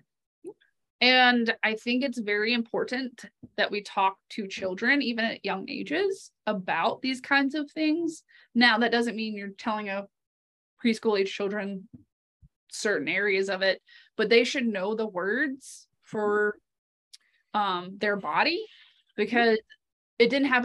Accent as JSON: {"language": "English", "region": "the South", "country": "United States", "moved": "yes", "said": "I come from the South and I grew up in the church"}